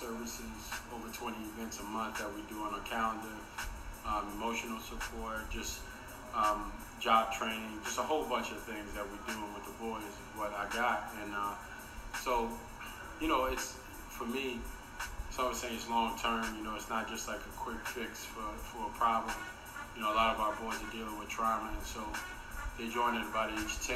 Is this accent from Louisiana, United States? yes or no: yes; New Orleans, Louisiana, United States; I'm from New Orleans. I was raised in New Orleans East.